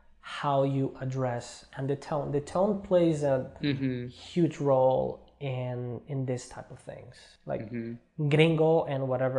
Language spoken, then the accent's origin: English; Bogotá, Bogotá Capital District, Colombia; Like I'm from Bogota, but they will say Rolo.